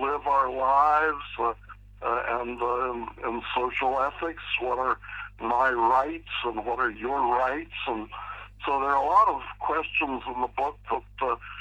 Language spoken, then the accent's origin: English; Pittsburgh, Pennsylvania, United States; moved away as an adult; also born or lived in Philadelphia / California / Orlando, Florida; I was raised in Pittsburgh, Pennsylvania.